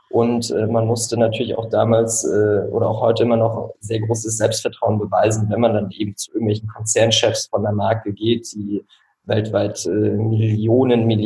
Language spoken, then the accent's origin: German; Rostock, Mecklenburg-Vorpommern, Germany; moved away; ich wohne jetzt in Rostock, meiner Heimatstadt, äh, wollte auch immer wieder hierher zurück. Aber wenn du über zehn Jahre äh, im Ausland gelebt hast